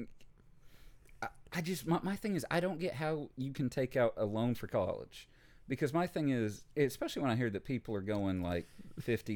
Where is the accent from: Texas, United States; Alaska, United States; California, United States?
Texas, United States; as a Texan